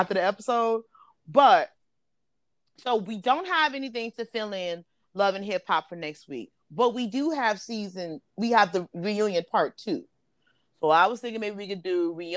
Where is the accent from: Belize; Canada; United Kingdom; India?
Belize